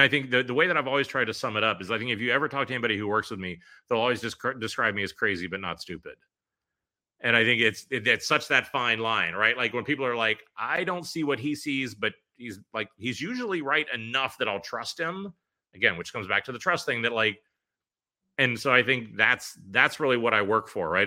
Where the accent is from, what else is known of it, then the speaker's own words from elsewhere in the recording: Pittsburgh, Pennsylvania, United States; moved away as an adult; also born or lived in New York City; I left New York City after sixteen years there to move back home to my hometown of Pittsburgh